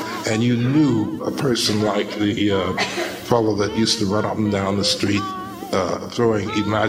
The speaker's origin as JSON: {"language": "English", "town": "New York City", "region": "New York", "country": "United States", "tie": "born or raised there", "also_born_or_lived": "Atlantic City, New Jersey / Easton, Pennsylvania", "said": "I grew up in the Harlem community, and that was the source of my content."}